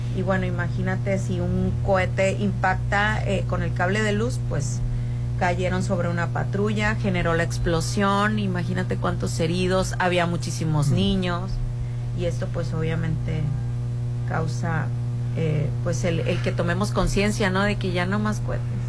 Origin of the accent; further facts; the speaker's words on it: Nueva Rosita, Coahuila, Mexico; Rolando y yo venimos de Rosita.